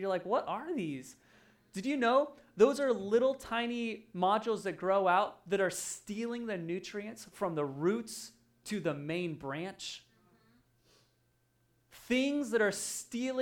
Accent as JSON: {"language": "English", "region": "Oregon", "country": "United States", "tie": "born or raised there", "moved": "yes", "said": "I grew up in Oregon, so there's lots of mud and lots of dirt and lots of rain"}